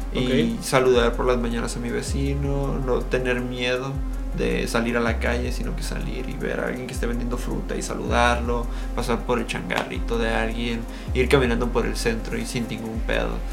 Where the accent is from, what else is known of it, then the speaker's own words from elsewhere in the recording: Baja California, Mexico; Somos personas de la frontera, sí, somos personas. Y aparte somos mexicanos.